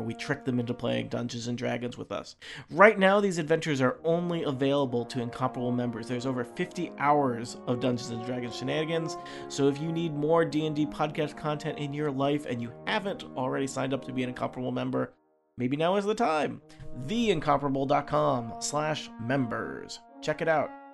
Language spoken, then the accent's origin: English; Nebraska, United States; moved away; I grew up in Nebraska